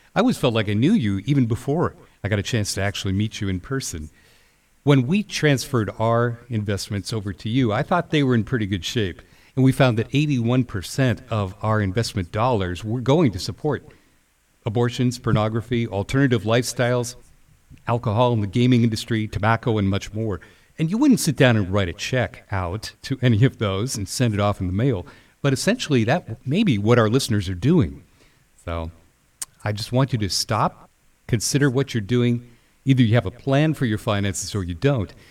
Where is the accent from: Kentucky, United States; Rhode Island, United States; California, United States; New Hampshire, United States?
California, United States; I'm from California